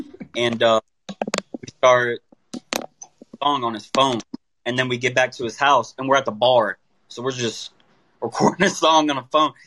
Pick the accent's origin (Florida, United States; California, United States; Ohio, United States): Florida, United States; Tampa; I'm from Tampa, Florida